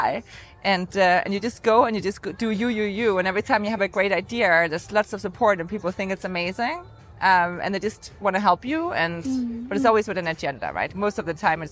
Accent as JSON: {"language": "English", "country": "Denmark", "moved": "yes", "lives_now": "New York, United States", "said": "When I'm home in Denmark"}